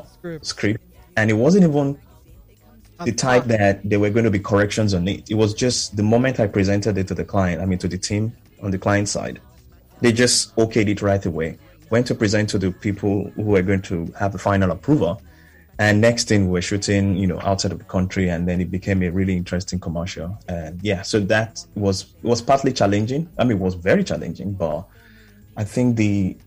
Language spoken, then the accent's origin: English; Nigeria; being Nigerian